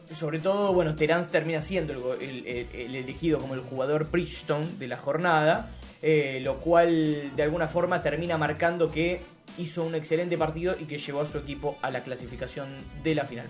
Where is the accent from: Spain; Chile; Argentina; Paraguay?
Argentina; nosotros que somos argentinos